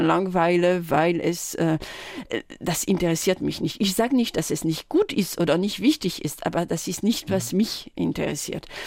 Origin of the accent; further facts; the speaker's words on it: village near Tours, Centre-Val de Loire, France; German is a second language; moved away; ich bin äh, nicht in Tours direkt aufgewachsen. Ich bin auf dem Dorf äh, in, der Nähe